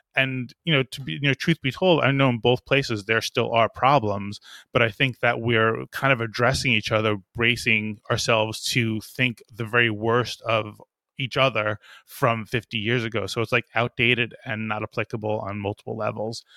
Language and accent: English; New York, United States; we're from New York